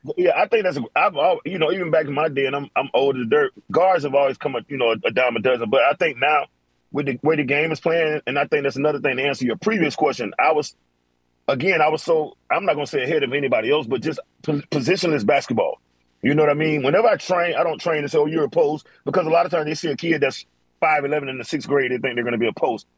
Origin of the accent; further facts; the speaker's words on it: Florida, United States; I'm from Florida